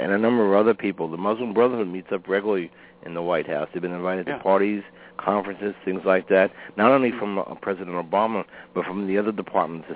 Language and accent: English; New York City, New York, United States; I'm born and raised in Brooklyn, New York